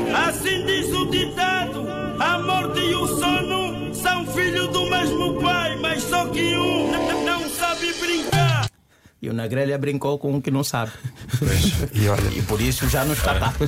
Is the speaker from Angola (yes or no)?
yes; Sambizanga, Luanda Province, Angola; eu sou de Samizang